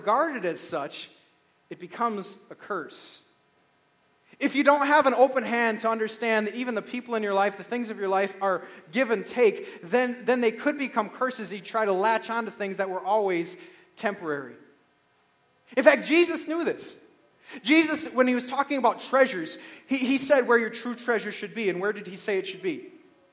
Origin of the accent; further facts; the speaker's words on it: Beaver Dam, Wisconsin, United States; I grew up in Beaver Dam, Wisconsin, and I had a paper route